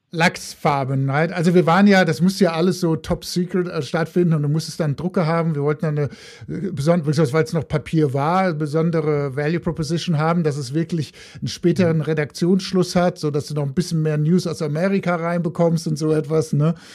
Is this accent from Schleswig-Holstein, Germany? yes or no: no; Frankfurt, Hesse, Germany; accent: Hessian, northern; moved away as an adult; also born or lived in Heidelberg / Hamburg / Paris / United States; now in Mountain View, United States; ich bin mal in Heidelberg geboren, habe dann auch in, in der Frankfurter Gegend Abitur gemacht